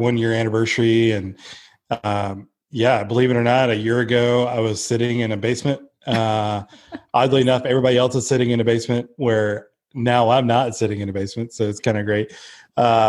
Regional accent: Blue Ridge, Georgia, United States; moved away as an adult; I'm from Blue Ridge, Georgia, which is the mountains of Georgia, and grew up there most of my life

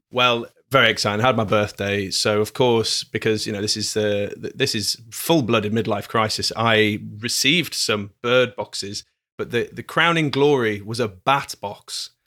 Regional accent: Glasgow, Scotland, United Kingdom; we're from Glasgow, here, everything's slower

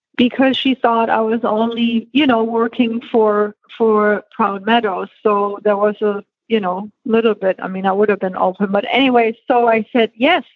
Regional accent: Germany; moved away; born and raised in Germany

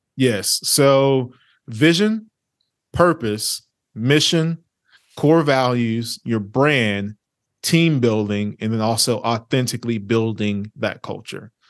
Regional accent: Orange, Texas, United States; also born or lived in Lake Charles, Louisiana / Vinton, Louisiana; born in Louisiana, raised in a small town in East Texas by the name of Orange, Texas

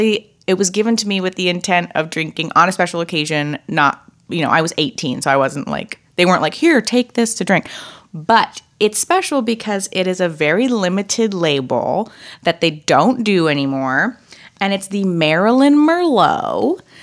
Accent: Napa, California, United States; I am from Napa

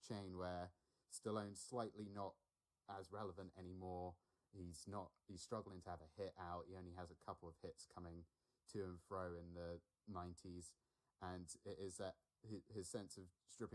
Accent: Alderney, Guernsey; I grew up on an island in the Channel Islands. I grew up on Alderney.

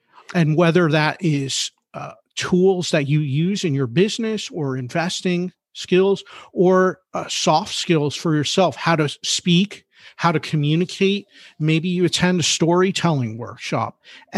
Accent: Philadelphia, Pennsylvania, United States; I'm a Philly guy, right? I'm from Philadelphia.

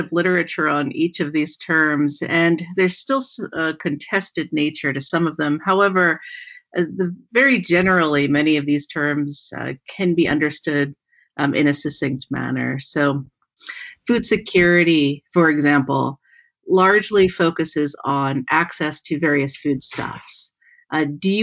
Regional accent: Philadelphia, Pennsylvania, United States; now in Washington, United States; I'm very much an East Coast woman, having grown up in Philadelphia and having a family in New York

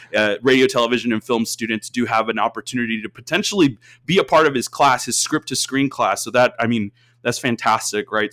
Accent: Austin, Texas, United States; I, I grew up in Austin, Texas

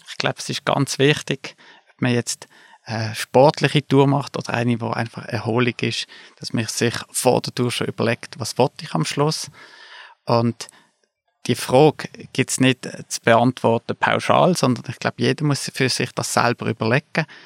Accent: Basel, Basel-Stadt, Switzerland; now in Interlaken, Switzerland; Wie man hört, komme ich aus Basel, aber ich lebe in den Bergen, ich lebe in Interlaken.

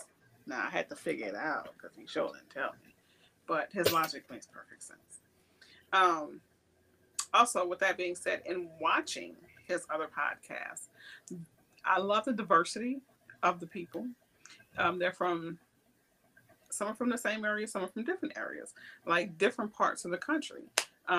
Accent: New Orleans, Louisiana, United States; I grew up in New Orleans

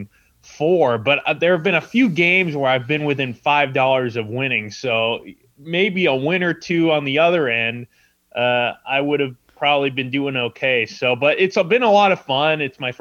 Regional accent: San Diego, California, United States; also born or lived in Carmel Valley, California; I'm from San Diego, California, and when I was about 11 years old, my dad took me to Del Mar Racetrack

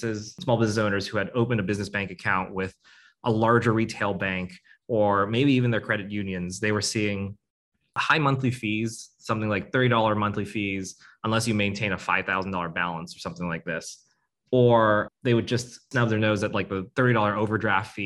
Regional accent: United States; I was born here in the States, but my parents were born in Vietnam

